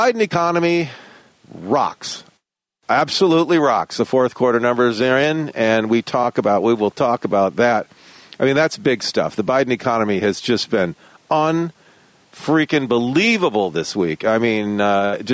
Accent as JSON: {"language": "English", "town": "Detroit", "region": "Michigan", "country": "United States", "tie": "born or raised there", "said": "I was born and raised in Detroit"}